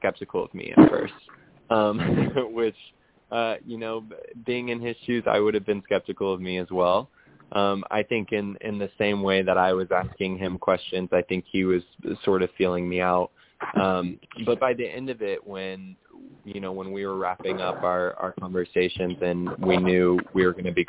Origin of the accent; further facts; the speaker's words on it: Oklahoma, United States; I'm from Oklahoma, and still live here to this day